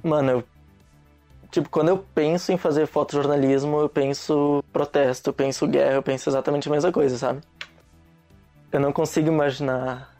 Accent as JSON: {"language": "Portuguese", "town": "Nova Petrópolis", "region": "Rio Grande do Sul", "country": "Brazil", "also_born_or_lived": "Caxias do Sul", "moved": "as an adult", "lives_now": "Foz do Iguaçu, Brazil", "said": "Eu sou de Nova Petrópolis, Rio Grande do Sul, cidade pequenininha"}